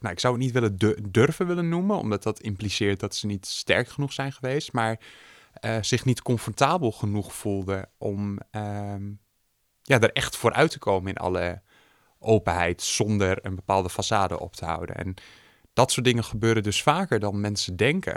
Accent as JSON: {"language": "Dutch", "region": "Groningen", "country": "Netherlands", "tie": "born or raised there", "also_born_or_lived": "Hoogeveen", "said": "Geboren en getogen in Groningen met een korte uitstap naar Hoogveen."}